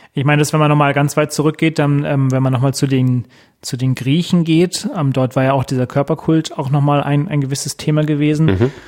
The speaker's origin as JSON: {"language": "German", "country": "Germany", "said": "hier bei uns in Deutschland"}